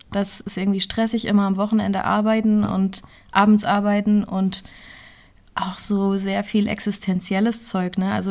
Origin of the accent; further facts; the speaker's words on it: Neuhof, Hesse, Germany; Ich komme aus Neuhof gebürtig und bin dann Fulda kenne ich seit dem Abi so.